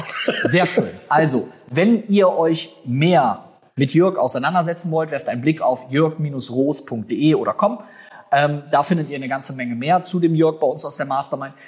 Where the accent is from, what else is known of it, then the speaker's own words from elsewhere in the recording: North Rhine-Westphalia, Germany; bei uns in Nordrhein-Westfalen